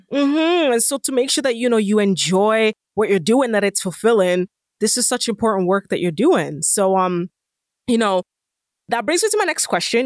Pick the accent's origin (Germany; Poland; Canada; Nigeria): Nigeria; moved away; I'm also Nigerian